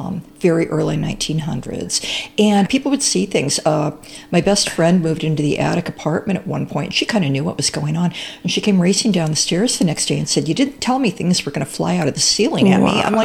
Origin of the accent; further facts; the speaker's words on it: Champaign, Illinois, United States; Well, I grew up in Champaign-Urbana.